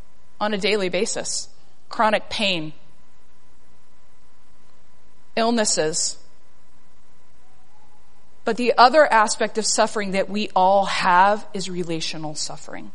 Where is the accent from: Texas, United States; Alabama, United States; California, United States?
Texas, United States; South; moved away; I am a girl from South Texas